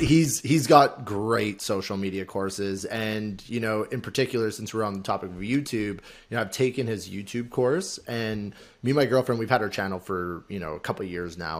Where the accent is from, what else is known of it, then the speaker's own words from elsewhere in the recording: Alberta, Canada; now in Toronto, Canada; we're both from Alberta